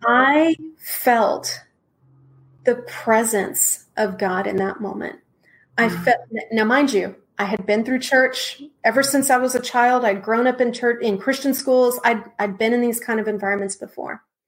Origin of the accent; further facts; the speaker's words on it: Texas, United States; now in Wake Forest, United States; I'm originally from Texas